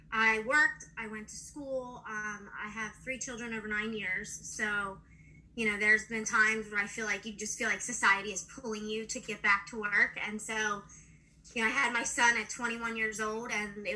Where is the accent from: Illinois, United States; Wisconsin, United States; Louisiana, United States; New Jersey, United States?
New Jersey, United States; I'm from New Jersey